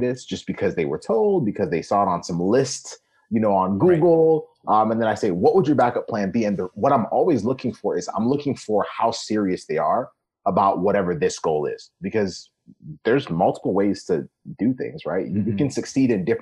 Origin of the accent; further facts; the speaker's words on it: Kenya; moved away; I was born in Kenya